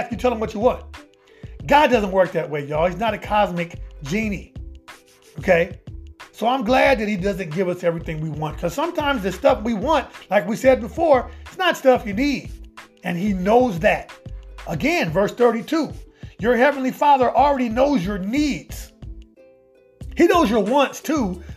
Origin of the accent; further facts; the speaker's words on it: Omaha, Nebraska, United States; now in Atlanta, United States; my hometown of Omaha. Shout out to Omaha, Nebraska